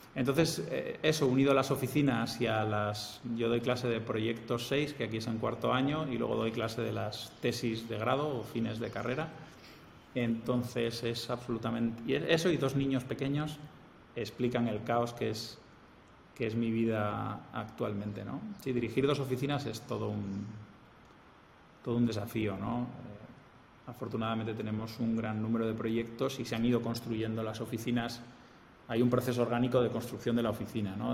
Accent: Spain; moved away as an adult; also born or lived in Germany; now in Piura, Peru; yo soy español

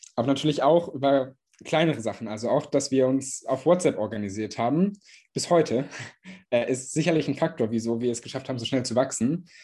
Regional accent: Göttingen, Lower Saxony, Germany; in meiner Heimatstadt Göttingen

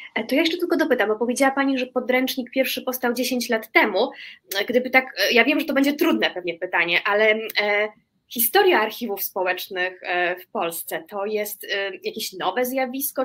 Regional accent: Łódź, Łódź Voivodeship, Poland; urodziłam się e, w Łodzi

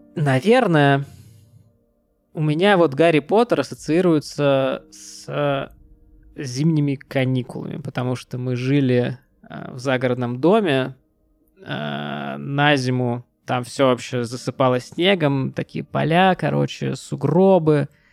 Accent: Pskov, Pskov Oblast, Russia; Мы ездили из Пскова, а, в гости к нашей тёте в Петербург

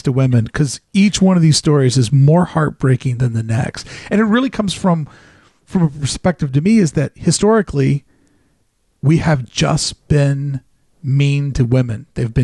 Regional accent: the South, United States; growing up in the South, you're raised to give a lot of respect and tribute to the military

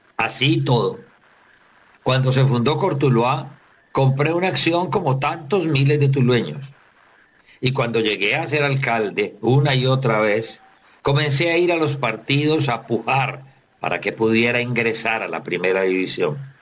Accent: Tuluá, Valle del Cauca, Colombia; el pequeño equipito de mi tierra

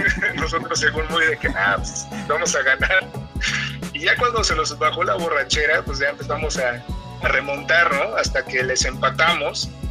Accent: Mexico; tú como mexicano

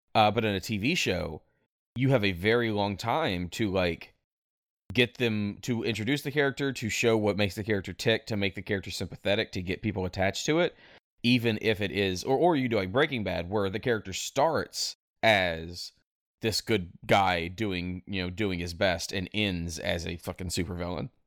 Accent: North Mississippi, United States; I was raised in North Mississippi

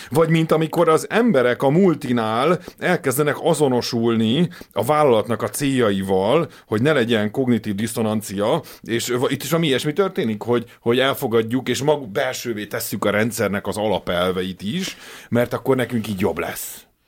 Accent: Hungary; mi ugye a Kádár rendszerben nőttünk fel

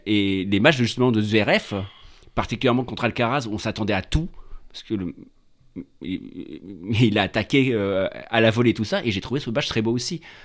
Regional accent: France; on est des Français

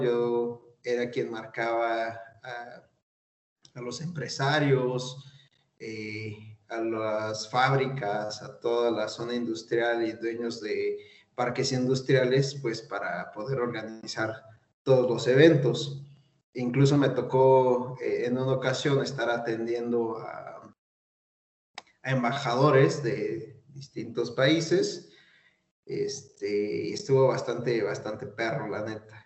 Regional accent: Mexico City, Mexico; now in Tlaxcala, Mexico; soy chilango

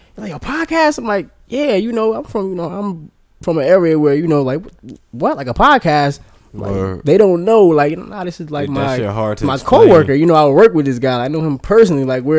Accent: Asbury Park, New Jersey, United States; I'm originally from Asbury Park.

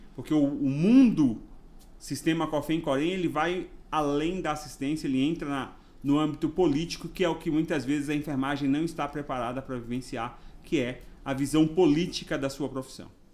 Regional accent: Ilhéus, Bahia, Brazil; accent: baiano; moved away as an adult; also born or lived in Osasco, São Paulo; now in São Paulo, Brazil; Tenho um sotaque baiano, mas eu sou paulista, nasci em Osasco e fui morar na Bahia com 6 anos de idade, onde eu morei por 18 anos

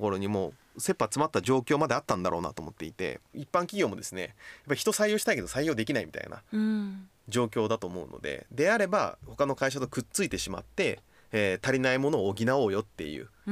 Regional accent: Kochi, Japan; moved away; 僕ね高知県の出身

